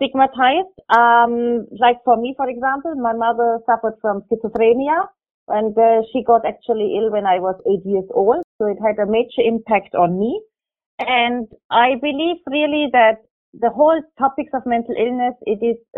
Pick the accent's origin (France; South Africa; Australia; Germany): Germany; moved away as an adult; now in Abu Dhabi, United Arab Emirates; I grew up in Germany